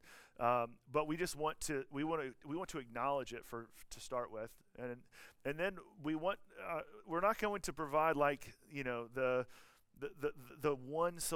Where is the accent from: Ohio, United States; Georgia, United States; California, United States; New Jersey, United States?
Georgia, United States; moved away; I'm from Georgia